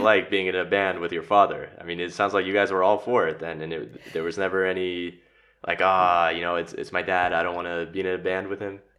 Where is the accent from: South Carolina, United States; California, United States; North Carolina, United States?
California, United States; Los Angeles; born or raised there; moved away as an adult; now in Zagreb, Croatia